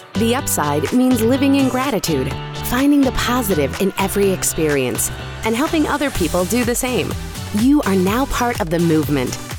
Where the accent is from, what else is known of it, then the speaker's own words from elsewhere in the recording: the South, United States; I'm from the South